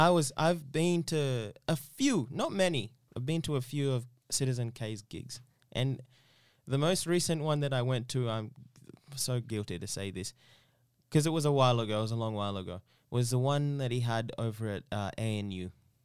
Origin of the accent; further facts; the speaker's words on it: Eastern Region, Uganda; I'm originally from Uganda.